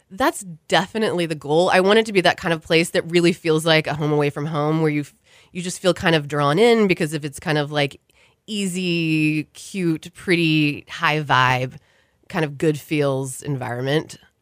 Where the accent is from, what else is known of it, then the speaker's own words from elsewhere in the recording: Houston, Texas, United States; moved away; I grew up in Houston, and I'm one of those that left and assumed that I would never come back